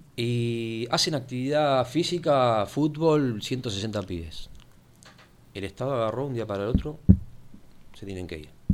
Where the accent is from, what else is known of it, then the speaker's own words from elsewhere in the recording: Buenos Aires, Argentina; Desde el sur, soy de la Comuna 8